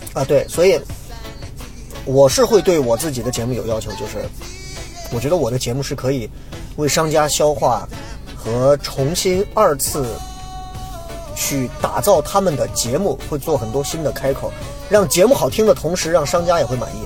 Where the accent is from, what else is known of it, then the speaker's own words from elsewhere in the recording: Xi'an, Shaanxi, China; accent: Xi'an dialect; 所有人在各种地方说，哎呀，我就要听你说西安话，我觉得对我是一种束缚